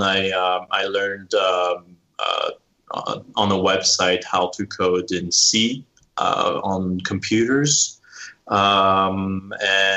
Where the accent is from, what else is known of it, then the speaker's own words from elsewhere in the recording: near the Alps, eastern France, France; also born or lived in Lyon, France; now in Colorado, United States; I come from, the east of France, like near Switzerland, the Alps, the mountains. So that's also why I'm living in Colorado now.